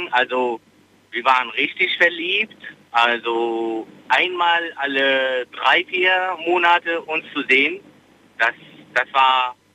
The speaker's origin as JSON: {"language": "German", "country": "Tunisia", "said": "Nein, das ist mein Vorname. Ich komme aus Tunesien."}